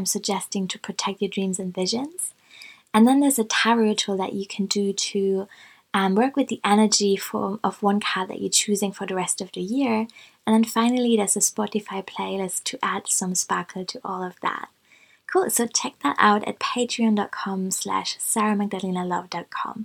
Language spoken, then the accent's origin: English; Hamburg, Germany; I'm in Hamburg in my hometown at the moment in Germany.